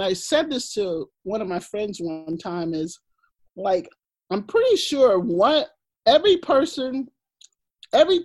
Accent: the South, Texas, United States; I grew up in the South.

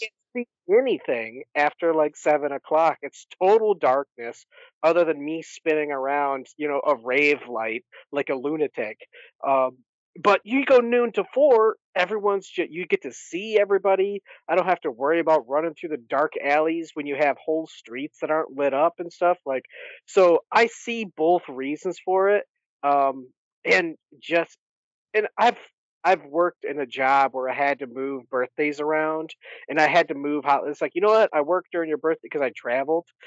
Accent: Michigan, United States; moved away; So I grew up in Michigan

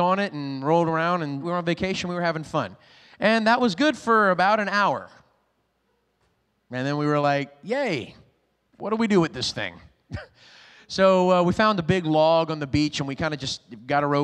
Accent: Lafayette, Louisiana, United States; now in Rockport, Maine, United States; I'm originally from Louisiana, way down south, a little town called Lafayette

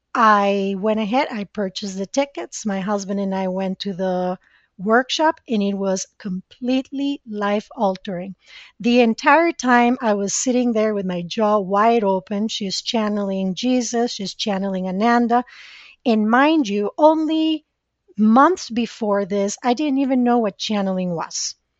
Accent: Costa Rica; English is a second language; moved away as an adult; now in United States; I was born and raised in Costa Rica

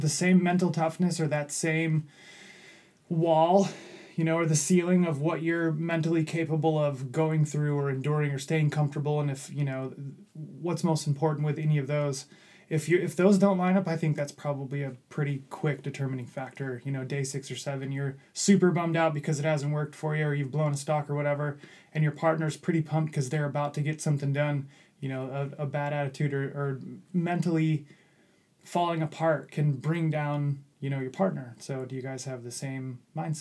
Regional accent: Midwest, United States; I grew up in the Midwest

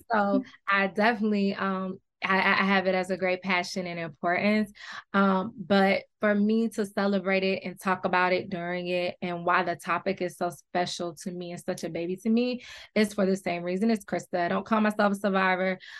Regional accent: Detroit, Michigan, United States; also born or lived in Atlanta, Georgia; I grew up half here in Detroit and half in Atlanta

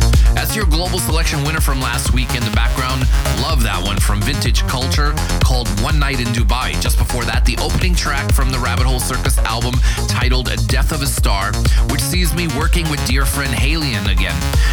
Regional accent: Miami, Florida, United States; my hometown of Miami

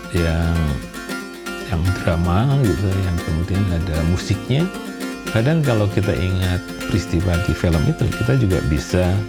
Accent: Indonesia

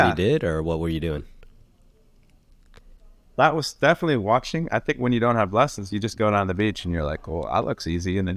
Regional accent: Northern Ireland, United Kingdom; born there; And like, I was born in Northern Ireland, you know.

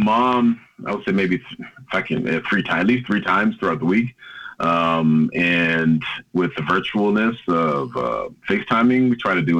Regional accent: Jacksonville, Florida, United States; moved away as an adult; also born or lived in New York / Tallahassee, Florida; now in Norway; my father was a police officer as well in Jacksonville, Florida. That's my hometown city.

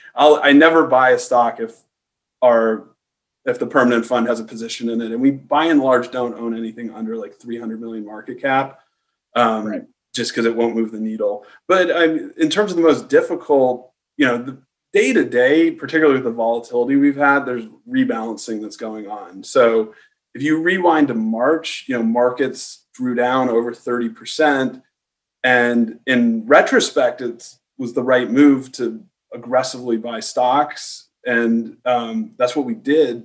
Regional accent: San Diego, California, United States; I grew up in San Diego.

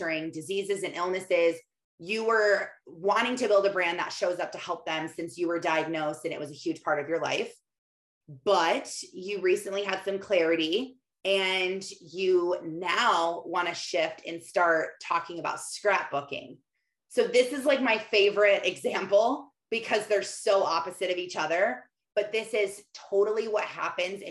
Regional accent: Michigan, United States; I was in my hometown of tiny town, farm town, where all my neighbors are farmers in Michigan, living on a dead end dirt road my whole life

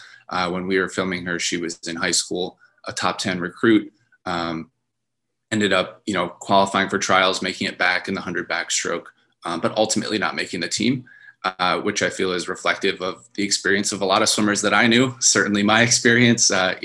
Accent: Holland, Michigan, United States; I was in my hometown of Holland, Michigan

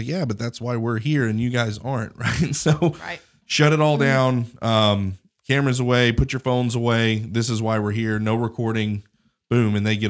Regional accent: Colorado, United States; now in Alabama; You know, I feel like that about Alabama because I came from Colorado, but whatever.

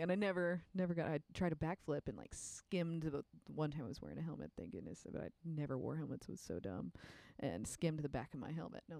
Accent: Whitehouse, Texas, United States; now in Austin, United States; I grew up in East Texas. Where? White House, Texas.

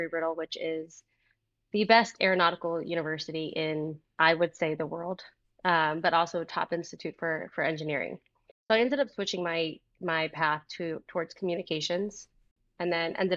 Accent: Fort Lauderdale, Florida, United States; I'm based in Fort Lauderdale. I grew up in Fort Lauderdale. I am a sunshine kid

